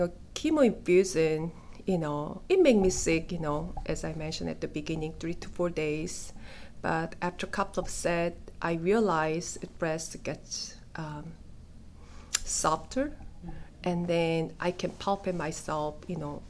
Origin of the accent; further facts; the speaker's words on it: South Korea; moved away; I'm from South Korea